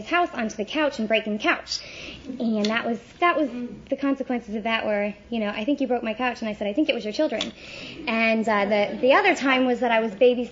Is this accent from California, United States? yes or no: no; St. Louis, Missouri, United States; now in Tampa, United States; I grew up in St. Louis, Missouri.